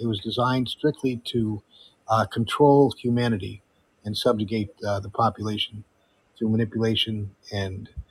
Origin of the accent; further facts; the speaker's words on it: Fairfield, Connecticut, United States; also born or lived in Amsterdam, Netherlands; now in Florida, United States; I grew up right next to it, 45 miles away. You know where Fairfield, Connecticut is? That was my home.